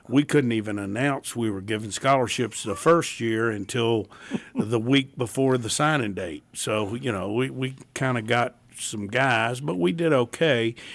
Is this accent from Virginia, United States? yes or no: yes; Tidewater, Virginia, United States; moved away; I'm from the Tidewater